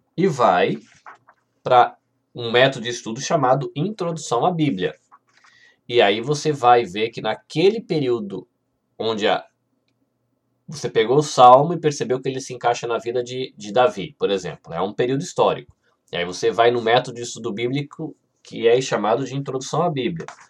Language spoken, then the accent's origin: Portuguese; Brazil; A gente brasileiro